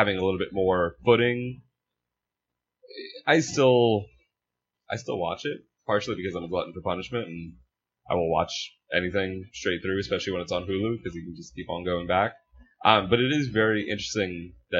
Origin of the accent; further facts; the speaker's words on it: Long Island, New York, United States; I grew up on Long Island